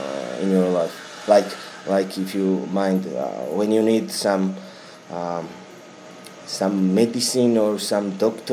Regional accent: Tbilisi, Georgia; English is a second language; I'm native. I mean, I'm citizen of. I have been born in Tbilisi, and I live here.

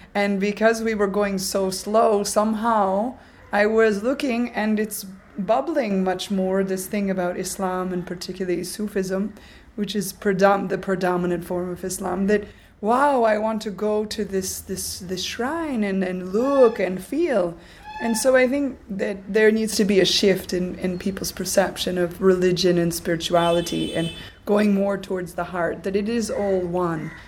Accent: United States; moved away as an adult; now in Arambol, India; coming from the United States. That uh, I have a certain way of speaking English

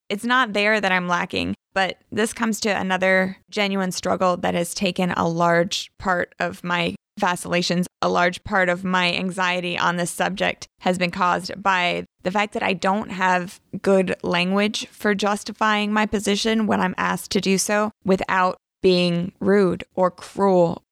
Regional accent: the South, United States; I grew up in the South, in the Bible Belt

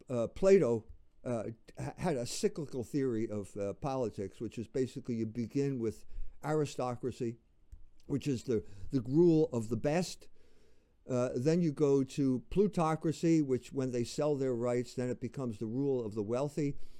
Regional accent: United States

